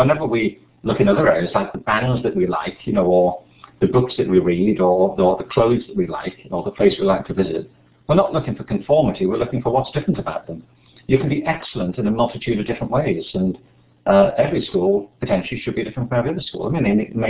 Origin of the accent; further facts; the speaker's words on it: Liverpool, North West England, United Kingdom; I'm from Liverpool